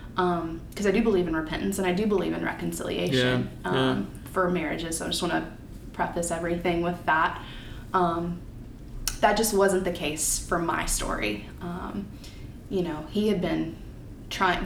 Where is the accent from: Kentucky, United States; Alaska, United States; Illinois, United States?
Kentucky, United States; born or raised there; moved away as an adult